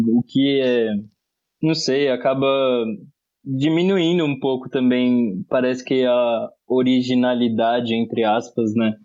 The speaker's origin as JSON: {"language": "Portuguese", "town": "Osasco", "region": "São Paulo", "country": "Brazil", "tie": "born or raised there", "said": "Eu cresci em Osasco quando o Emílio era prefeito"}